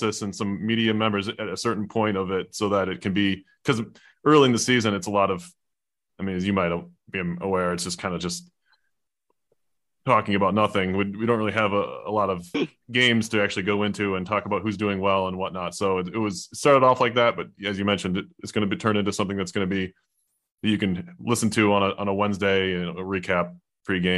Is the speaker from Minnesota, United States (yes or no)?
yes; Saint Paul, Minnesota, United States; now in upstate New York, United States; move back to my hometown of St. Paul, Minnesota